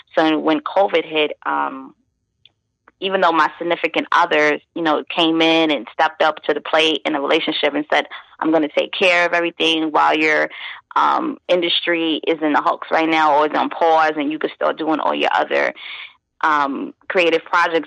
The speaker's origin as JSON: {"language": "English", "town": "New York City", "region": "New York", "country": "United States", "tie": "born or raised there", "moved": "as an adult", "lives_now": "Virginia Beach, United States", "said": "I'm from Brooklyn, born and raised in Brooklyn, East New York, Brooklyn to be exact"}